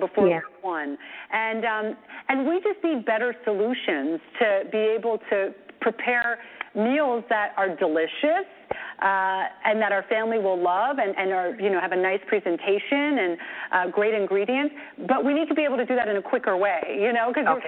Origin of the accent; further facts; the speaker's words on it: Naples, Campania, Italy; I was born in Naples, Italy